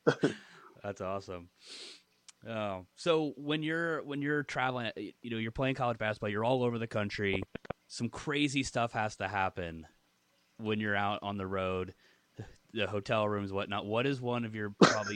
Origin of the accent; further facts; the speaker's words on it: Cincinnati, Ohio, United States; now in Philadelphia, United States; I'm from Cincinnati